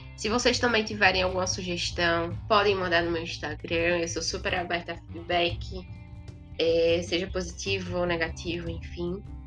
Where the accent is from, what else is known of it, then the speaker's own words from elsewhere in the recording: Maceió, Alagoas, Brazil; eu sou de Maceió, Alagoas, tenho 22 anos